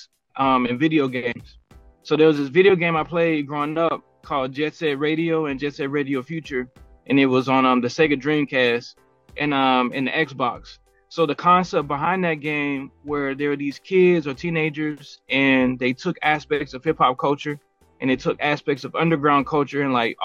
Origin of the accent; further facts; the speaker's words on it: Columbus, Georgia, United States; moved away as an adult; now in Phoenix, United States; I'm born and raised in Columbus, Georgia, lived there all the way up until about 2020. And then we moved out here, and I've been in Phoenix for about 3 years